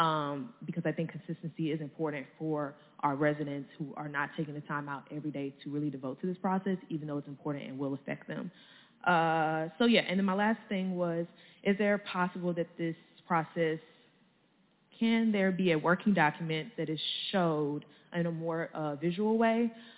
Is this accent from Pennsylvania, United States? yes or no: no; Ferguson, Missouri, United States; I am a St. Louis County resident. I'm from Ferguson, Missouri.